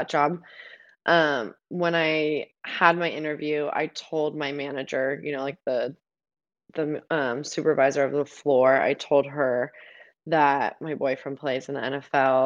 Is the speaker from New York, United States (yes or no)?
no; Nevada, United States; moved away as an adult; also born or lived in Arizona; now in New Jersey, United States; I'm from Nevada, but we live in Arizona, but now we live in Jersey